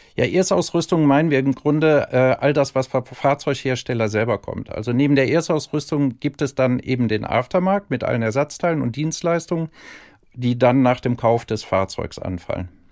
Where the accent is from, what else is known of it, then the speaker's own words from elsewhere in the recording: Cologne, North Rhine-Westphalia, Germany; accent: Rhinelander; geboren in Köln und ich hoffe, da bleibe ich auch